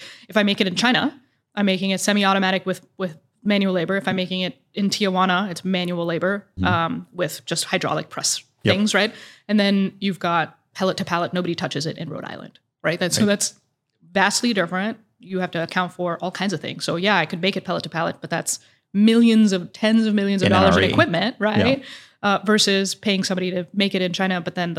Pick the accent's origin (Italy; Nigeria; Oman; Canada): Oman; moved away as an adult; also born or lived in Dubai, UAE; now in Indianapolis, United States; I grew up in Oman and Dubai.